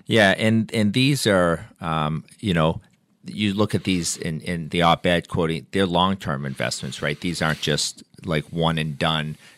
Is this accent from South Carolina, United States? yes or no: no; Gardner, Massachusetts, United States; I grew up in Gardner, and there's a diner there called the Blue Moon Diner